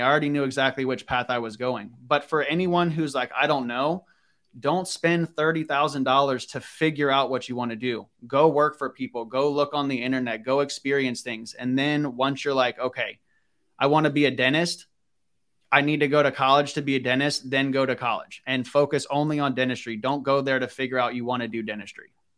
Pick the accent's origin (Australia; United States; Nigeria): United States; Northern Virginia; I grew up in Northern Virginia